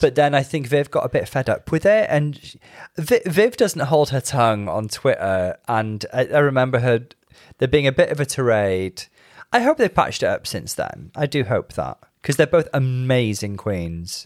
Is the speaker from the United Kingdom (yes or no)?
yes; United Kingdom